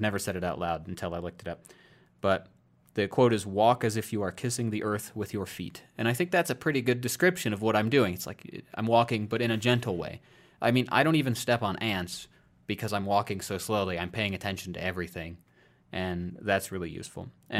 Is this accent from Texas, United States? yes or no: no; Iowa, United States; moved away; I moved out of my home state of Iowa largely because I wanted to make sure I didn't just kind of get so comfortable I would never leave.